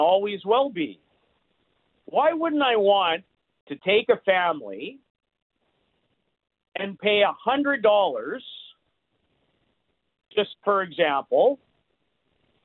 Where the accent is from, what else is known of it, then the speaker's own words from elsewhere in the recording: Saskatoon, Saskatchewan, Canada; I grew up in Saskatoon